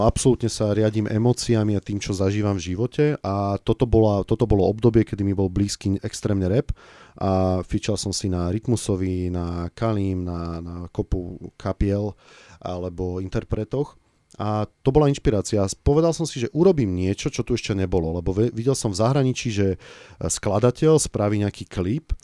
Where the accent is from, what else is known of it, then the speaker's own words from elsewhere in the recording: Bratislava, Bratislava Region, Slovakia; ja som vyrastal som v Bratislave